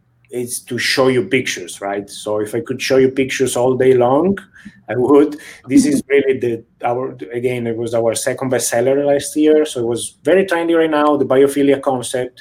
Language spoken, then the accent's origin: English; near Venice, Veneto, Italy; also born or lived in Kansas City, Missouri; now in San Francisco, United States; I'm from Italy originally, from a city very close to Venice.